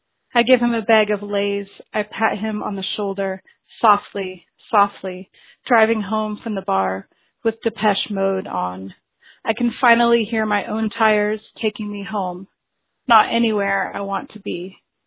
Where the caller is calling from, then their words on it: Albuquerque, New Mexico, United States; I'm calling from Albuquerque, New Mexico